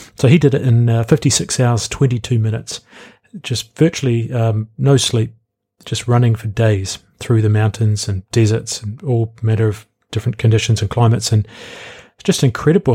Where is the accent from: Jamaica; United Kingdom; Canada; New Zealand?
New Zealand; I'm from New Zealand.